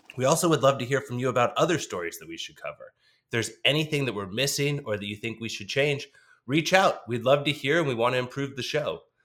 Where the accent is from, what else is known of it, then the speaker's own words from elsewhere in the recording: Dallas, Texas, United States; CityVet out of Dallas, Texas, which is my hometown.